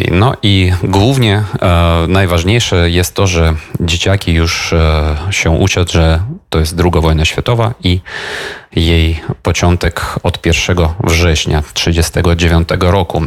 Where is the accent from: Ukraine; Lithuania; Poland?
Ukraine; Polish is a second language; u nas w Ukrainie